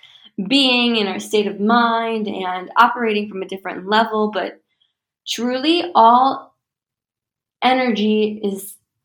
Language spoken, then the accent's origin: English; United States; I'm American